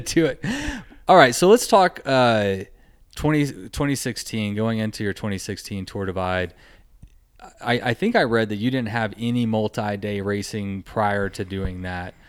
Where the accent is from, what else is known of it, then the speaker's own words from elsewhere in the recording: Texas, United States; I'm from Texas